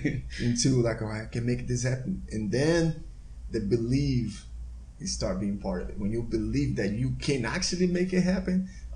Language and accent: English; Salvador, Bahia, Brazil; English is a second language; now in Houston, United States; growing up in Brazil